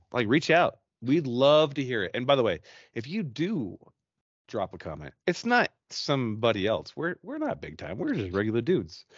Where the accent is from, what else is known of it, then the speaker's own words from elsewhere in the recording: Utah, United States; we're from Utah